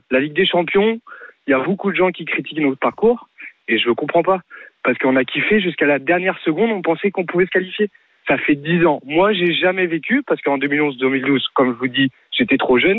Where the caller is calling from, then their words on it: Le Mans, Pays de la Loire, France; Moi je suis du Mans.